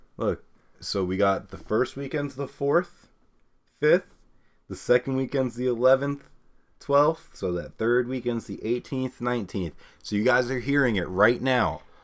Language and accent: English; New York, United States; we're from New York